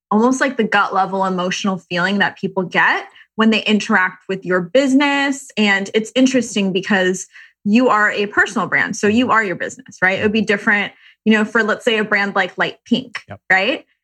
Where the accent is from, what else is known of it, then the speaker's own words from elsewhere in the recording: Irvine, California, United States; now in Venice, United States; Uh, Irvine.